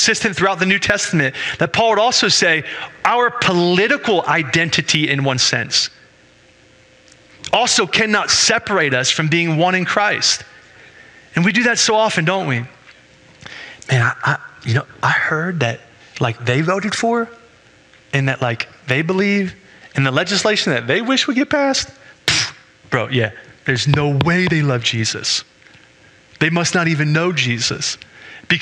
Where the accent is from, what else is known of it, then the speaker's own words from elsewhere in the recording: United States; I'm an American